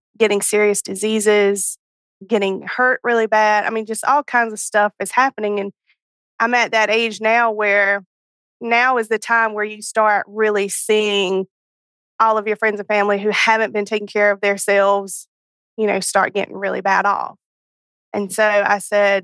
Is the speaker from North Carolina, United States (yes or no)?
yes; North Carolina, United States; I am from North Carolina